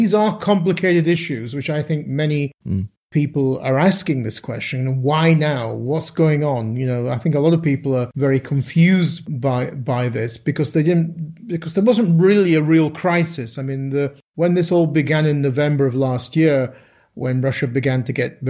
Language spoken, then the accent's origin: English; Halifax, Yorkshire and the Humber, United Kingdom; my hometown of Halifax in West Yorkshire, there was a lot of Italian Ukrainian marriages.